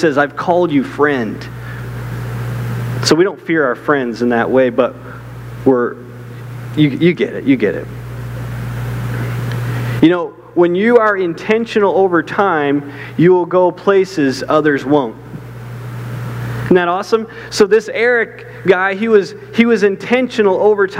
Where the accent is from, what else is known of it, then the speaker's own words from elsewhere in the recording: Canada; moved away; I left my whole country. I'm from Canada. I left my whole country to do what God's called me